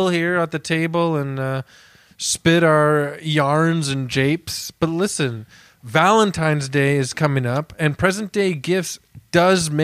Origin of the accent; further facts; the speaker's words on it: Canada; I'm so Canadian